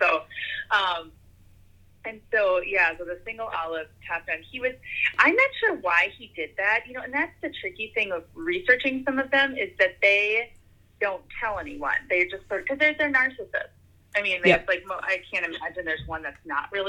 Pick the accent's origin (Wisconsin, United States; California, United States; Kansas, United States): Wisconsin, United States; I'm from Wisconsin, like we do a lot of like grilling of foods.